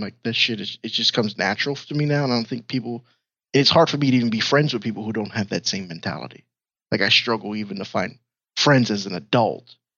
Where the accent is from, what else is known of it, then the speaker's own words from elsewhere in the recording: New York City, New York, United States; I'm from New York, Brooklyn, New York